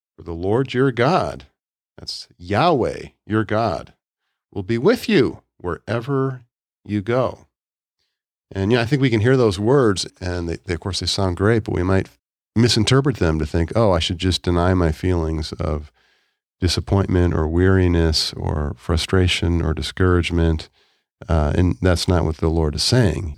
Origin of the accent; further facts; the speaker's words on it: Chicago, Illinois, United States; moved away; I grew up in Chicago